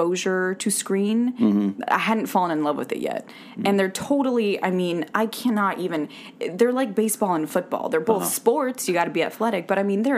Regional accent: Prescott, Arizona, United States; moved away as an adult; also born or lived in Tucson, Arizona; I'm from Arizona

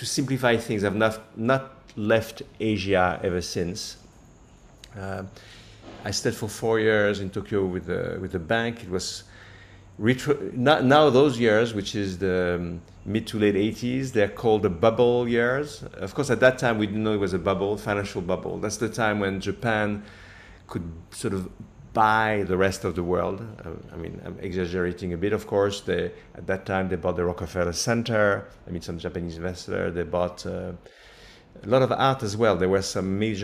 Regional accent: near Paris, Île-de-France, France; moved away as an adult; also born or lived in New York; now in Singapore; I grew up near Paris

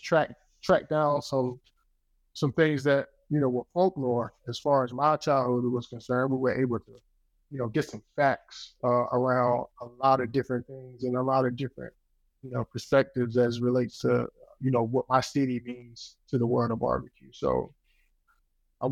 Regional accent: Wilson, North Carolina, United States; Wilson, North Carolina. I mean, that's my hometown

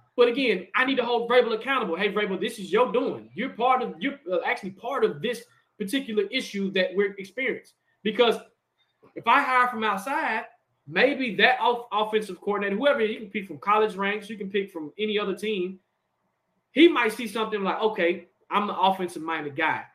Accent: Nashville, Tennessee, United States; We're from Tennessee, born and raised, Nashville, in SEC country

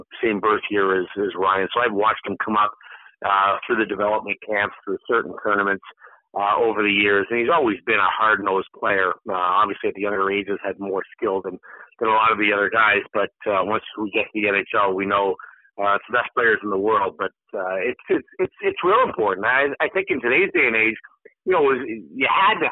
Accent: Canada; a Canadian hockey player growing up

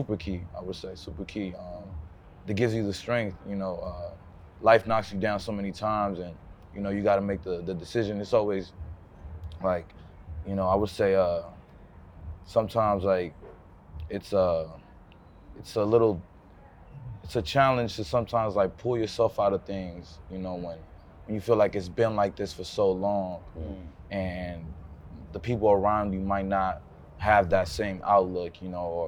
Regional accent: United States; born or raised there; also born or lived in Colombia

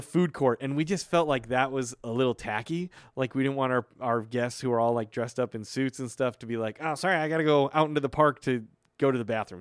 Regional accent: Illinois, United States; I am from Illinois

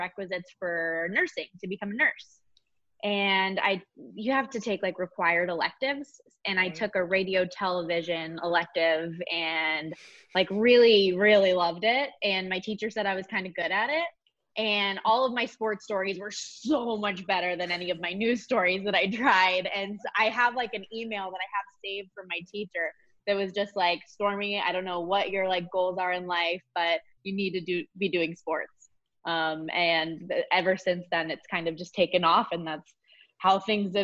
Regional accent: Las Vegas, Nevada, United States; moved away as an adult; also born or lived in Colorado; I obviously am born and raised in Las Vegas

